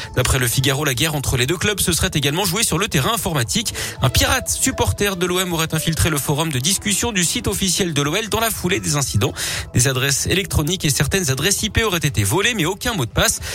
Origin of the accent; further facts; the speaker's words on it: Auvergne-Rhône-Alpes, France; Chez nous en Auvergne-Rhône-Alpes